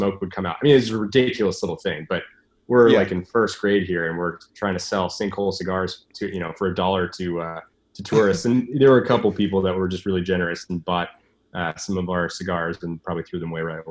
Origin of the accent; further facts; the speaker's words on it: San Francisco, California, United States; I grew up in San Francisco, California